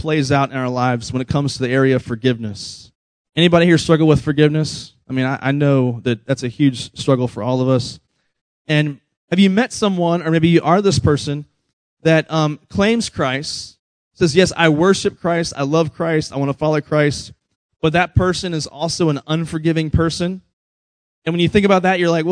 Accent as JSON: {"language": "English", "region": "Virginia", "country": "United States", "tie": "born or raised there", "moved": "yes", "said": "we grew up in Virginia where it's actually cold sometimes"}